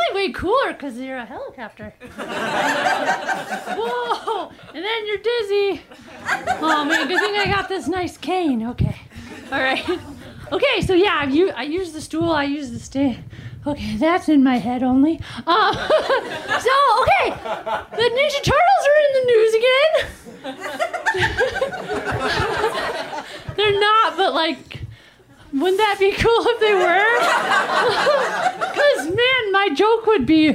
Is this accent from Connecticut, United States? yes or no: no; Minnesota, United States; moved away as an adult; now in Los Angeles, United States; I'm from Minnesota, but ever since living in LA, I try to be like, I'm an Angeleno